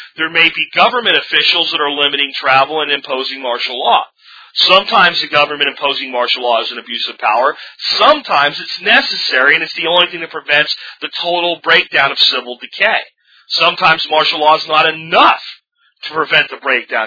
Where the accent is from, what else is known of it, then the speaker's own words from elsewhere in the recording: Pennsylvania, United States; also born or lived in Jacksonville, Florida; now in Arlington, United States; little town I grew up in in Pennsylvania, and when I grew up in Jacksonville, Florida, when I was even younger